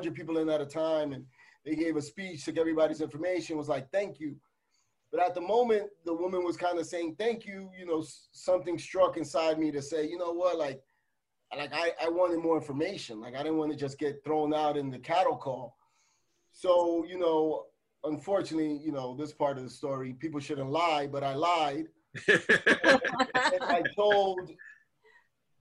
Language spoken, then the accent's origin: English; New York City, New York, United States; also born or lived in Jamaica, Queens; We grew up in the Bronx, 2 blocks away from Yankee Stadium